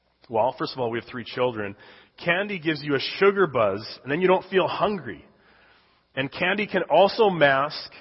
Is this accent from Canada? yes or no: yes; Canada; moved away as an adult; I was born and raised in Canada